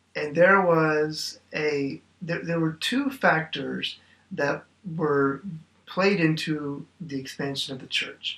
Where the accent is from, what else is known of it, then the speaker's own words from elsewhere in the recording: Oklahoma, United States; moved away; I am originally from Oklahoma